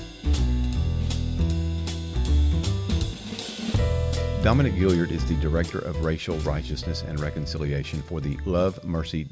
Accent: Riverdale, Georgia, United States; I grew up in Riverdale, which is just south Clayton

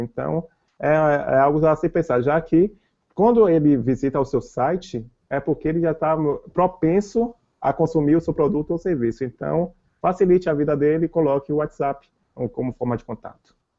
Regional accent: Salvador, Bahia, Brazil; eu sou de Salvador

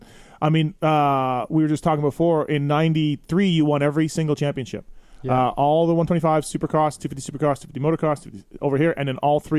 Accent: Winnipeg, Manitoba, Canada; I'm from Winnipeg, Canada

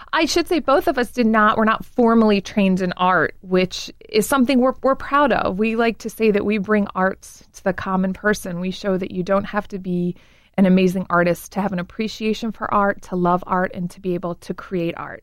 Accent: Baltimore, Maryland, United States; growing up in Baltimore

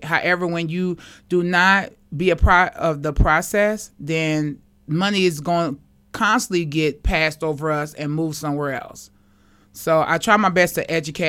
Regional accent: Kansas City, Missouri, United States; moved away as an adult; also born or lived in Maryland; I love Casey. This is my hometown

